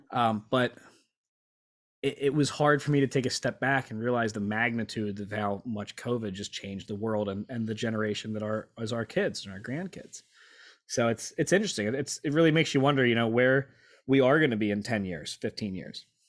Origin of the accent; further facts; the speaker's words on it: Lancaster, Pennsylvania, United States; moved away as an adult; also born or lived in Virginia Beach / Norfolk; born and raised in Lancaster